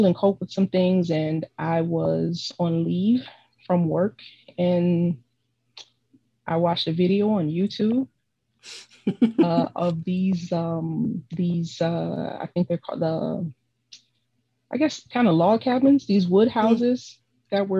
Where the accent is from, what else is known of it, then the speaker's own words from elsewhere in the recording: Miami, Florida, United States; also born or lived in Tallahassee; I'm from Miami, born and raised here